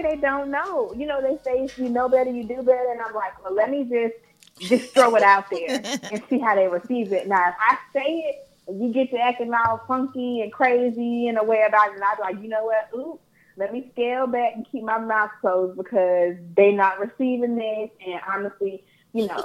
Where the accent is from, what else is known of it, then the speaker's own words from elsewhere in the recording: Augusta, Georgia, United States; also born or lived in south of Atlanta; now in Atlanta area, United States; I'm from Augusta, but I currently reside south of Atlanta